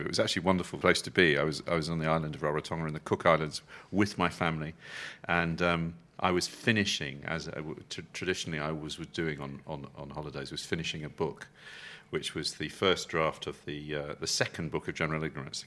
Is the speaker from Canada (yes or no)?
no; England, United Kingdom; being very English